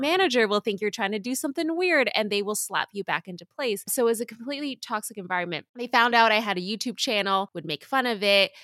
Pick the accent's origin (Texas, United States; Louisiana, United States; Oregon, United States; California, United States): California, United States; Southern; I grew up in Southern California.